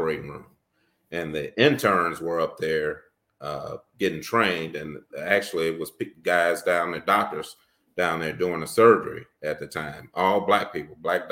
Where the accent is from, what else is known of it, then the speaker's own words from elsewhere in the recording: St. Louis, Missouri, United States; I grew up in St. Louis, Missouri.